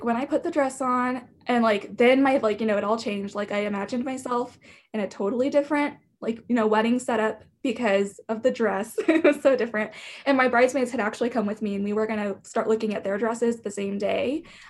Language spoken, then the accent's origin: English; Wichita, Kansas, United States; I am from Wichita, Kansas, and I've grown up here my whole life.